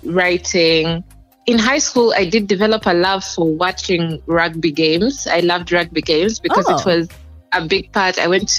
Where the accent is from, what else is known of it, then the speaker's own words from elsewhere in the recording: Kampala, Central Region, Uganda; also born or lived in Jinja; Yes, I'm Ugandan, and I grew up here as well.